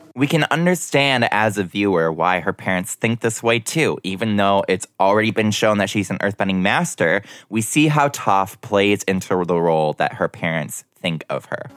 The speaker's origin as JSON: {"language": "English", "region": "Minnesota", "country": "United States", "tie": "born or raised there", "said": "I was born in Minnesota"}